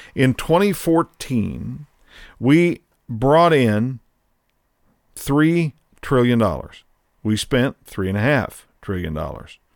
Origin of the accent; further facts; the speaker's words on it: United States; as an American